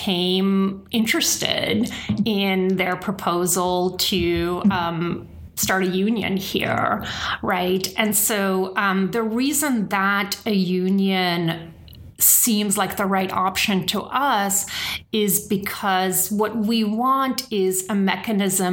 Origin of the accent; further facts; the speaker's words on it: the Bay Area, California, United States; I'm from the Bay Area. This is very much my home